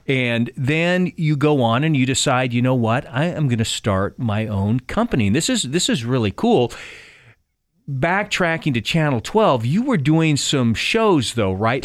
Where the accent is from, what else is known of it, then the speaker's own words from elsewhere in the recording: Keizer, Oregon, United States; these two kids growing up in Kaiser